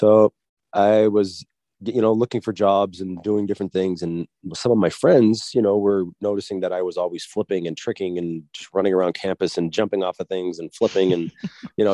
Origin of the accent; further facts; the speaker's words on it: East Coast, United States; moved away as an adult; I'm an athlete from the East Coast.